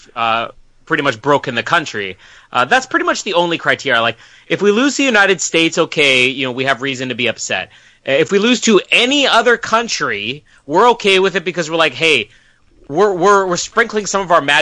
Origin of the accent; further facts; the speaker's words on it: Canada; We're Canadian.